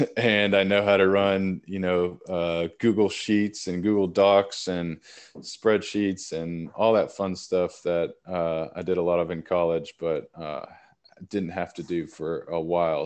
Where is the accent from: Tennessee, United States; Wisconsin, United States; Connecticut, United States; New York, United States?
Tennessee, United States; Nashville; moved away as an adult; also born or lived in Northern California / Oregon; I'm born and raised in Nashville, Tennessee